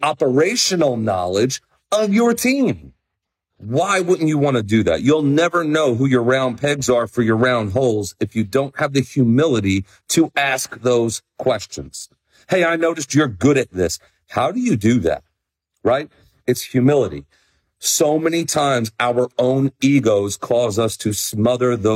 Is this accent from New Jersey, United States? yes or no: yes; New Jersey, United States; moved away; I am so psyched to be in Shrewsbury, New Jersey, less than 2 weeks from now, back in person in my home state